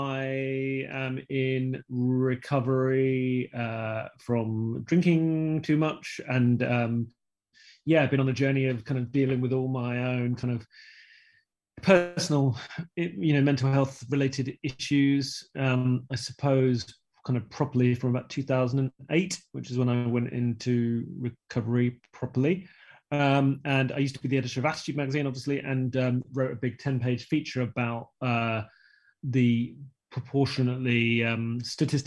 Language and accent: English; Croydon, London, United Kingdom; I grew up in South London in Croydon